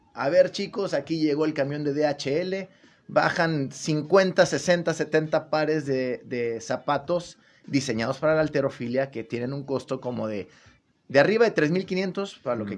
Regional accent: Gómez Palacio, Durango, Mexico

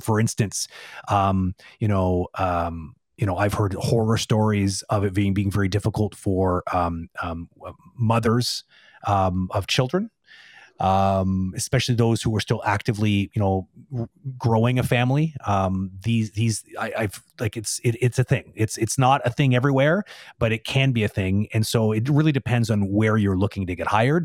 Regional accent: Toronto, Ontario, Canada; now in Quebec, Canada; I'm, I'm originally from Toronto

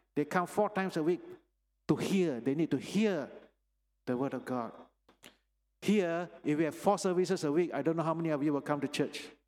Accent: Penang, Malaysia; moved away; I was born in Penang, actually, and this is where I grew up in the Sunday school here

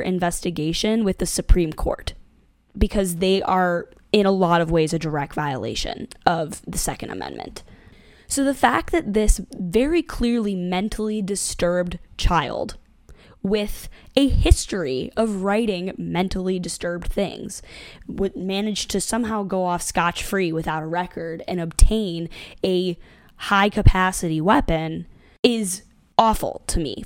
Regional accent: Buffalo, New York, United States; moved away; I grew up in the South Towns of Buffalo, and I no longer live there

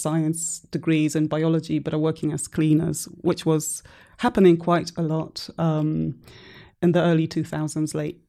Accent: Guildford, South East England, United Kingdom; That accent baffles everyone. So I'm originally from Guildford in Surrey.

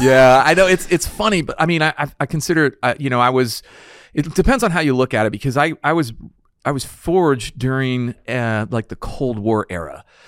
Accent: San Antonio, Texas, United States; I grew up in San Antonio area

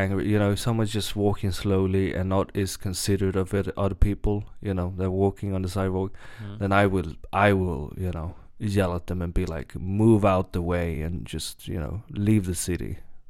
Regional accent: Malmö, Skåne, Sweden; Because I was born in the south of Sweden in Malmö in Skåne

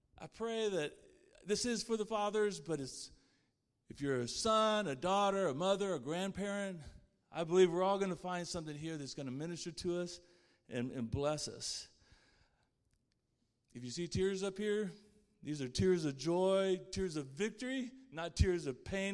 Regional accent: Plainview, Texas, United States; I was born in Plainview, Texas.

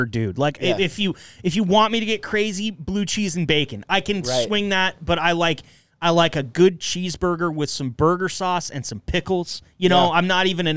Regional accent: Enterprise, Oregon, United States; moved away; also born or lived in Eugene, Oregon; I grew up in Enterprise, Oregon

